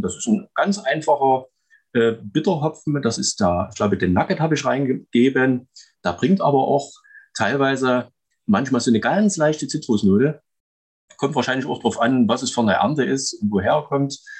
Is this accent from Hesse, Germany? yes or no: no; Chemnitz, Saxony, Germany; also born or lived in Klaußnitz; komme aus Chemnitz, beziehungsweise genau genommen aus Klausnitz bei Chemnitz. Äh, geboren bin ich in Karl-Marx-Stadt